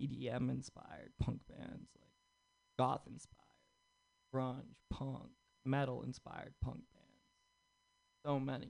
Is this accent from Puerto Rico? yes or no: no; Egypt; moved away as an adult; now in United States; I'm from Egypt